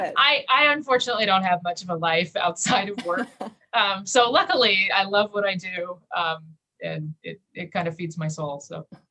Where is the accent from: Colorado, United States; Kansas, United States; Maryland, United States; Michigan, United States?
Kansas, United States; I grew up in Kansas